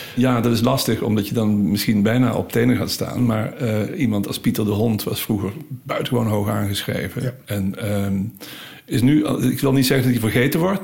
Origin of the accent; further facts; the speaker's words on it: Limburg, Netherlands; moved away as an adult; now in Utrecht, Netherlands; ik ben zeker als Limburger